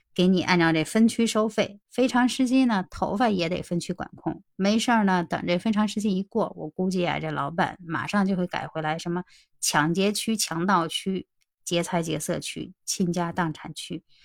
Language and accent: Chinese; Beijing, China; 我是北京的大妞儿